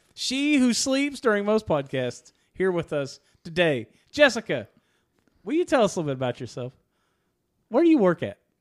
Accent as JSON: {"language": "English", "region": "Kentucky", "country": "United States", "said": "That's where I'm from"}